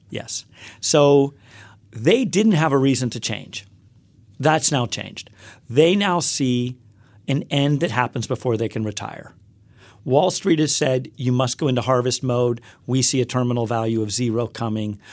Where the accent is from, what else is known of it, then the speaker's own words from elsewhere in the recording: Western Pennsylvania, United States; also born or lived in Upper West Side, Manhattan, New York; now in New York, United States; I grew up in a small coal town in Western Pennsylvania